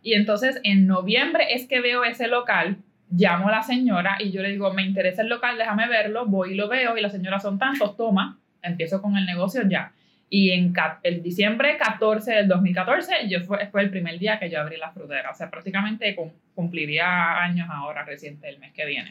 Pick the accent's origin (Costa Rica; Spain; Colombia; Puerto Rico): Puerto Rico; Caguas; yo soy de Caguas